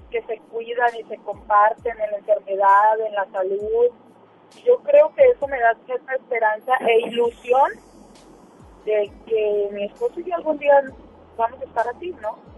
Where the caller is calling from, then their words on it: Apodaca, Nuevo León, Mexico; De Apodaca.